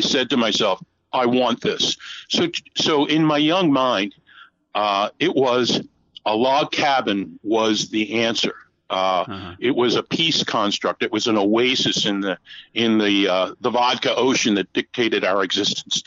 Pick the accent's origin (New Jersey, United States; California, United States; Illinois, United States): New Jersey, United States; Atlantic City; moved away; also born or lived in Nova Scotia; born and raised in Atlantic City, New Jersey